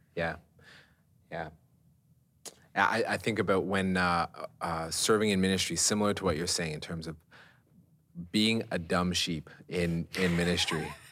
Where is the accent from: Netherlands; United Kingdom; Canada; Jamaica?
Canada; we're Canadian